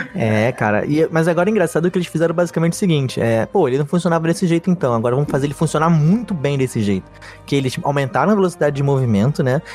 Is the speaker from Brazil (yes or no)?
yes; Rio de Janeiro, Brazil; accent: carioca; Sou carioca, moro no Rio a minha vida toda